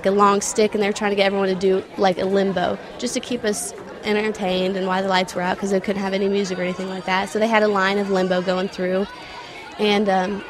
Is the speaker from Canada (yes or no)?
no; Hoisington, Kansas, United States